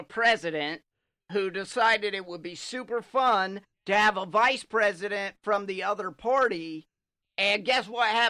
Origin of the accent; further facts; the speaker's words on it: Georgia, United States; I'm from Georgia.